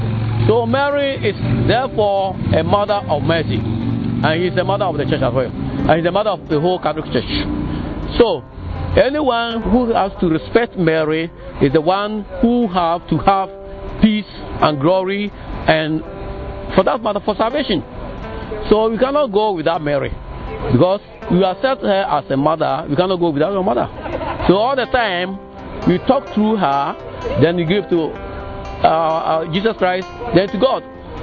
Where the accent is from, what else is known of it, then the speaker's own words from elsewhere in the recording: Ghana; From Ghana.